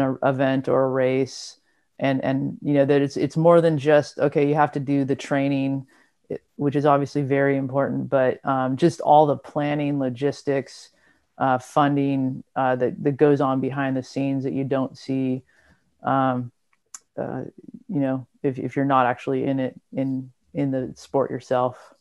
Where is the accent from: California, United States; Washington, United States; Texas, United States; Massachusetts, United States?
California, United States; Southern; I'm from Southern California